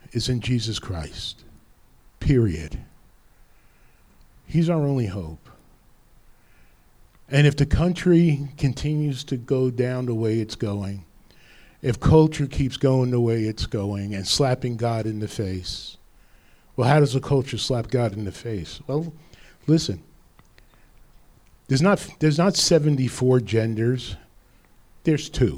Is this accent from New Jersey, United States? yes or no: yes; Rutherford, New Jersey, United States; My neighboring town where I grew up in Rutherford. Clifton was right across the river.